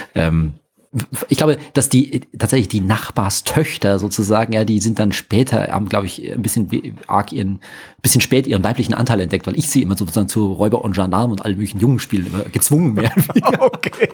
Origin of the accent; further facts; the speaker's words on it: Munich, Bavaria, Germany; ich bin aber natürlich hier geboren und hier aufgewachsen, ganz klassisch im Ober, schönen Oberbayern